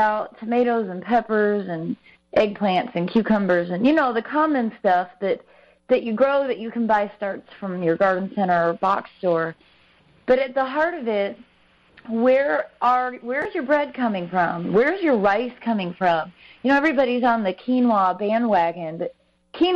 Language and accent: English; Midwest, United States; now in North Carolina, United States; I'm from the Midwest originally